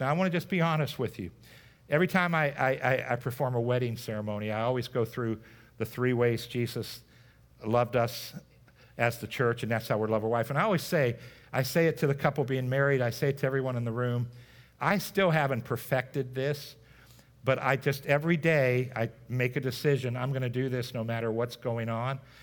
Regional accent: United States; So growing up in America, we are growing up in this nation of what's called post, a post-Christianity era

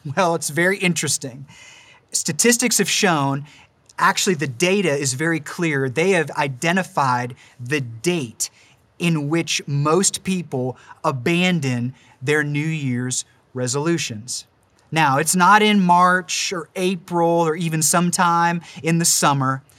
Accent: Warren, Ohio, United States; moved away as an adult; also born or lived in Pittsburgh, Pennsylvania; now in Mars, Pennsylvania, United States; we're actually originally from Warren, Ohio

